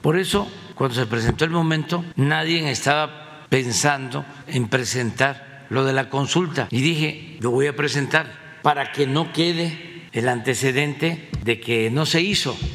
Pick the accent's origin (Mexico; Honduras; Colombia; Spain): Mexico